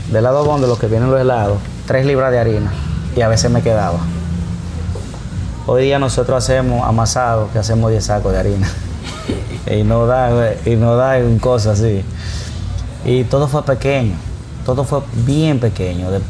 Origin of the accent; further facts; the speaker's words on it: Tamboril, Santiago, Dominican Republic; Yo primero abrí en Tamboril. Que está en la avenida, yo soy de Tamboril.